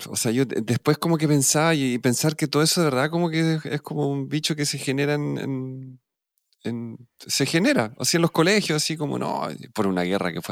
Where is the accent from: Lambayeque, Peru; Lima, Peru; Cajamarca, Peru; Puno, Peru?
Lima, Peru; born there; pues yo nací en Lima